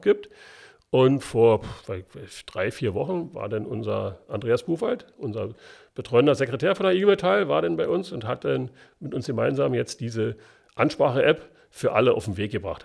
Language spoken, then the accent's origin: German; Berlin, Germany; accent: Berlin dialect; bin Ostberliner und wir haben das in der Schule nicht gelernt richtig Hochdeutsch zu sprechen.